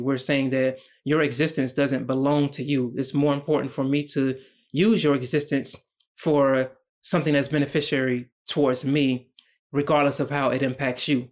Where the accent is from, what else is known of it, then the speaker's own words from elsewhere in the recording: United States; as a black man growing up in America